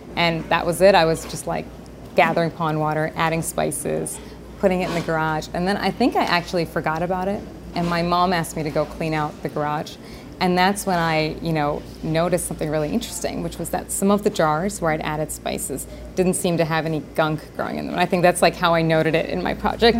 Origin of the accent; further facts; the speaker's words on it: Howard County, Maryland, United States; Growing up in a place like Howard County, you see so much abundance